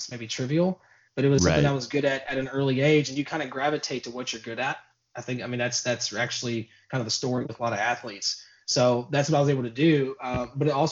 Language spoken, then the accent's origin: English; Louisville, Kentucky, United States; born and raised in Louisville, Kentucky